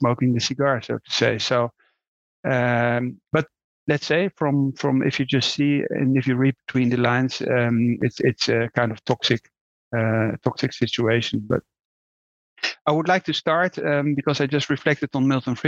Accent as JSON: {"language": "English", "country": "Netherlands", "tie": "born or raised there", "said": "I'm Dutch, so that was not a great topic anymore when I was raised in the Netherlands"}